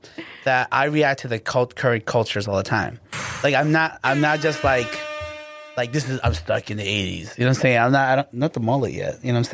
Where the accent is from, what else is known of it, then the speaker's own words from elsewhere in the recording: Guatemala; No, I'm like Guatemalan. Okay. Straight up, like hardcore blood.